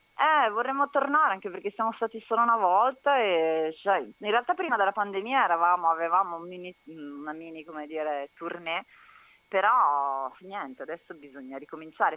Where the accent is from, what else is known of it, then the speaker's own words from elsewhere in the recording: Brescia, Lombardy, Italy; now in Rome, Italy; Sono bresciana